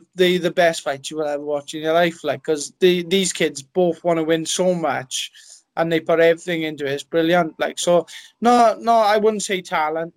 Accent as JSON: {"language": "English", "town": "Merthyr Tydfil", "region": "Wales", "country": "United Kingdom", "tie": "born or raised there", "also_born_or_lived": "Nelson, Wales", "said": "I grew up in Chiaris, little town in Merthyr Tydfil"}